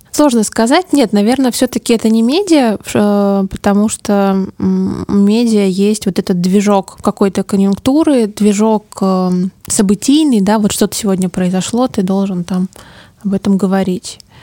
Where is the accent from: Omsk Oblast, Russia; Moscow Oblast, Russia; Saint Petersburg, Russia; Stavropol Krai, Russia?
Omsk Oblast, Russia; Omsk; moved away as an adult; now in Moscow, Russia; Я родилась в Омске, ну, большую часть жизни прожила там в общем, за, за Уралом. Я очень люблю свой город